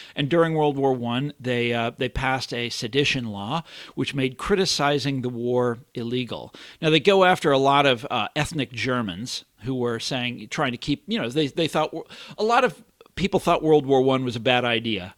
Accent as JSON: {"language": "English", "town": "Kansas City", "country": "United States", "moved": "yes", "said": "I'm from Kansas City, two million is the population is two million people"}